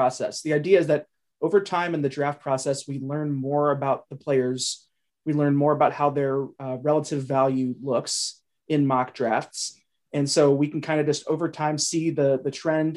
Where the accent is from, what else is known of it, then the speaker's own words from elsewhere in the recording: Cincinnati, Ohio, United States; moved away; I'm from Cincinnati originally